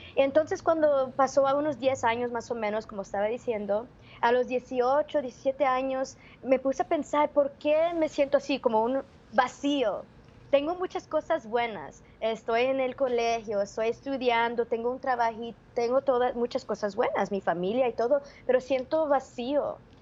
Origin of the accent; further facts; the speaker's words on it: Los Angeles, California, United States; nacida y criada acá en California